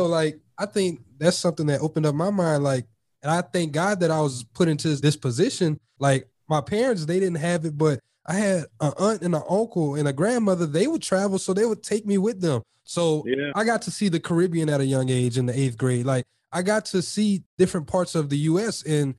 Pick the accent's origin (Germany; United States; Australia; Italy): United States; especially being an American.